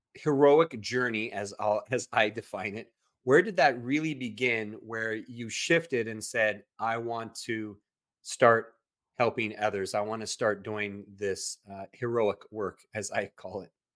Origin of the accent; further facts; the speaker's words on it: Southern California, United States; moved away as an adult; also born or lived in Central Coast, California; now in Texas, United States; I'm originally from Southern California